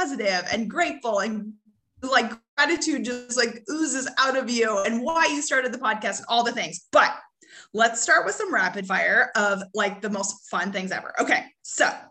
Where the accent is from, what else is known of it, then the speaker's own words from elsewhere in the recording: Canada; now in United States; I grew up in Canada, now live in the US